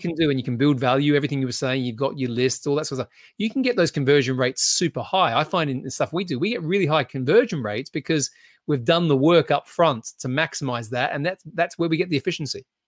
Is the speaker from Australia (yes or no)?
yes; Australia; now in United Kingdom; being an Australian who lives in the U K